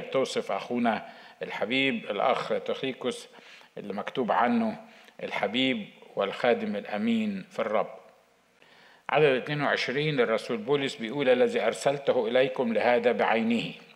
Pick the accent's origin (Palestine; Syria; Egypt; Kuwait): Egypt; عندنا في مصر